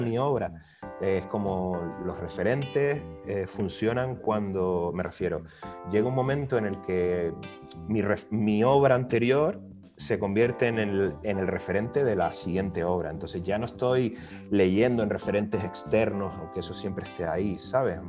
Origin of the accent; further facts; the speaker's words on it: Canary Islands, Spain; also born or lived in Valencia; yo que vengo de Canarias